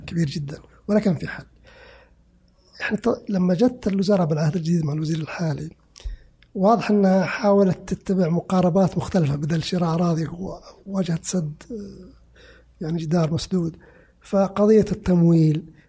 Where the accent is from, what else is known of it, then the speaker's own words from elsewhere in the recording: Saudi Arabia; انا كسعودي